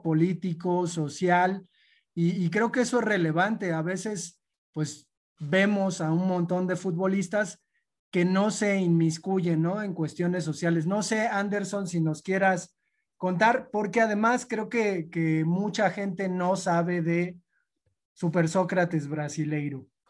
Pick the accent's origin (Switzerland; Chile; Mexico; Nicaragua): Mexico; nosotros como mexicanos